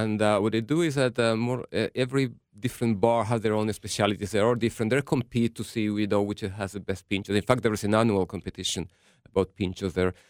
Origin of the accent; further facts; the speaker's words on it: Gran Canaria, Canary Islands, Spain; I'm from Gran Canaria, the Canary Islands